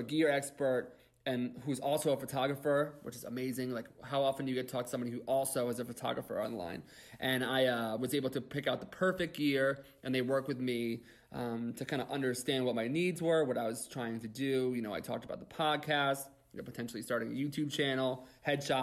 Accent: United States; we're from the New York, New Jersey kind of border area

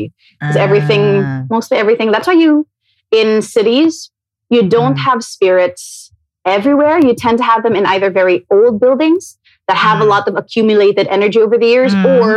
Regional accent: Cebu City, Central Visayas, Philippines; moved away as an adult; also born or lived in Manila; So I grew up in Cebu. I moved to Manila when I was 18

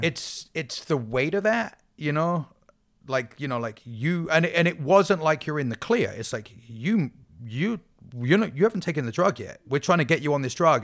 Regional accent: England, United Kingdom; moved away; I'm English

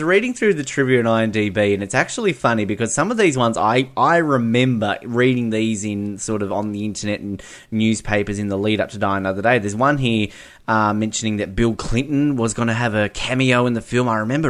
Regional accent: India; I'm Indian. I'm happy to put my head up and say I'm a proud Indian

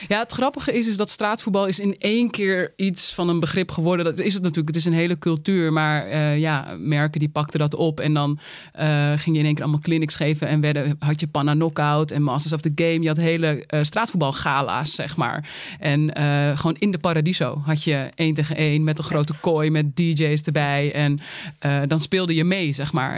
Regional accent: Uithoorn, North Holland, Netherlands; ik kom uit Uithoren

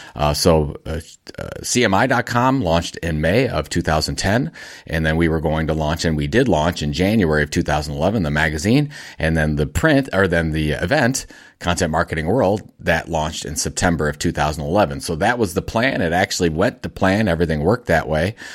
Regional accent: Cleveland, Ohio, United States; Cleveland, Ohio, my hometown

